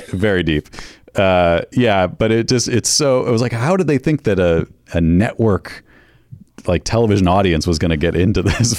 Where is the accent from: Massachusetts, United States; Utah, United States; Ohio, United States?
Massachusetts, United States; Western; I grew up in Western Massachusetts.